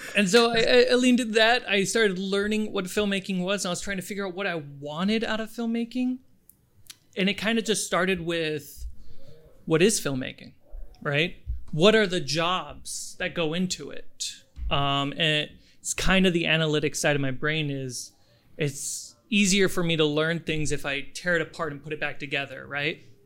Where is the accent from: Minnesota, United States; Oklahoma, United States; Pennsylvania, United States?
Minnesota, United States; moved away as an adult; also born or lived in Germany / Florida / New York City / upstate New York; I was born in Germany, uh, grew up in Minnesota